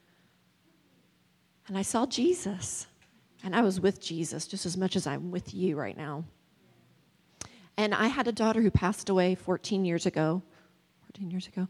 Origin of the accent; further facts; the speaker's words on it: West Virginia, United States; moved away; I'm originally from West Virginia, and I don't usually use y'all